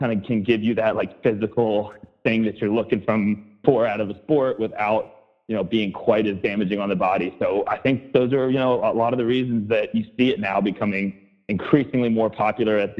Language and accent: English; Atlanta, Georgia, United States; also born or lived in New York; growing up in Atlanta